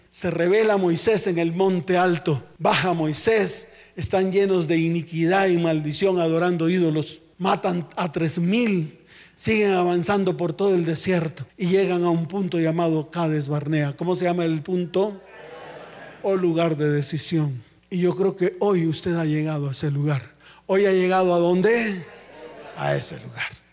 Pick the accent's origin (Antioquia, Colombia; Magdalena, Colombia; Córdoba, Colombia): Magdalena, Colombia; Santa Marta; mi tierra, Santa Marta